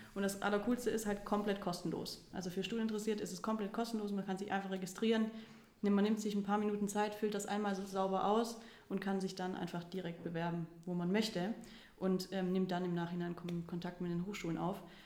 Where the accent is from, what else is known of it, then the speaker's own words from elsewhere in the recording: Stuttgart, Baden-Württemberg, Germany; moved away as an adult; now in Cologne, Germany; ich bin gebürtige Stuttgarterin, ähm, wohne jetzt seit vier Jahren hier in Köln